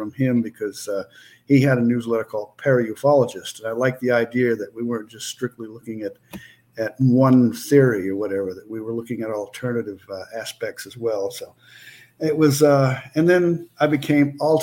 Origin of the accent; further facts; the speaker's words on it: Maine, United States; moved away; I'm originally from Maine, and up in Maine we had